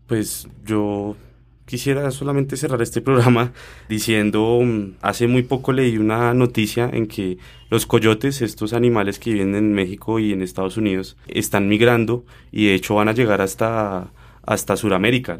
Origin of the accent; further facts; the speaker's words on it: Colombia; nosotros como colombianos